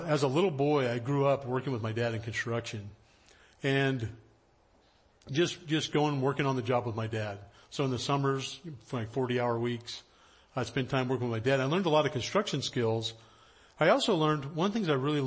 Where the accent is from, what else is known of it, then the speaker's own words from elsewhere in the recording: High Sierras, Central California, United States; now in Los Angeles, United States; I grew up in Central California up in the High Sierras, up in the mountains